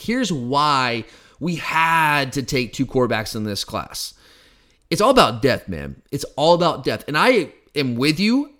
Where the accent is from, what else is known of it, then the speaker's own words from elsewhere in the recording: Gwinnett County, Georgia, United States; moved away as an adult; now in Athens, United States; I'm from Gwinnett County. I still have some people that I know around, around that area. In fact, Park View was my rival. I went to Brookwood High School.